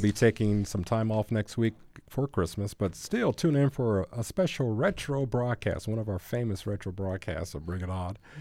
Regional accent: Gary, Indiana, United States; now in Bloomington, United States; my hometown of Gary, Indiana

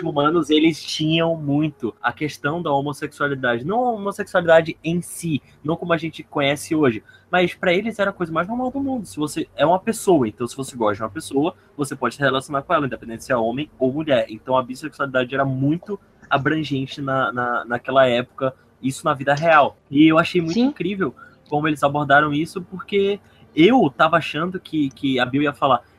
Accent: Maceió, Alagoas, Brazil; now in Manaus, Brazil; Eu sou de Maceió, Lagoas, mas eu moro em Manaus, Amazonas

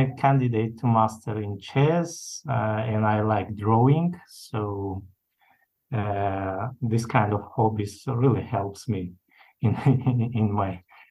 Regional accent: Dushanbe, Tajikistan; I'm from Tajikistan, from the capital, Dushanbe

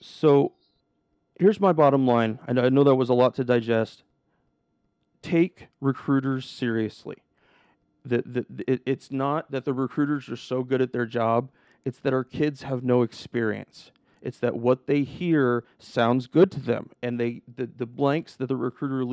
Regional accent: The Dalles, Oregon, United States; also born or lived in Portland area, Oregon; now in Portland, United States; My little recruiting office in the Dalles, my hometown, and granted it was the biggest town in my county

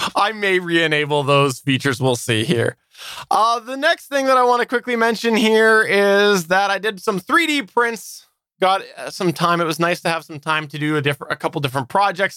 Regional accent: Canada; I'm Canadian and I'm Canadian

